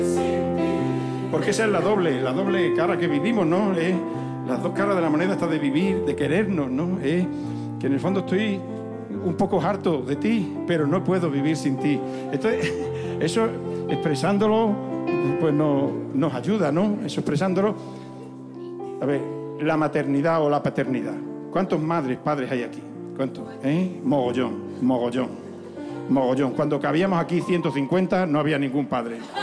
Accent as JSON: {"language": "Spanish", "town": "Zafra", "region": "Extremadura", "country": "Spain", "said": "en mi pueblo hay unas sartenes que flipan"}